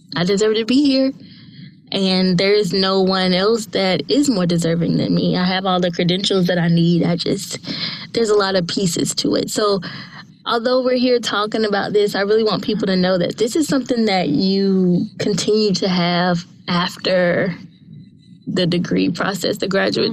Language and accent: English; Winston-Salem, North Carolina, United States; I am from North Carolina